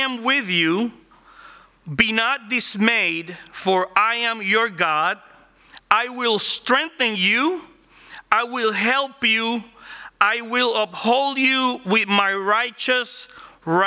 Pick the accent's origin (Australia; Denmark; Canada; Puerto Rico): Puerto Rico; first language Spanish; English is a second language; moved away as an adult; now in Orlando, United States; I grew up in Puerto Rico, working in cars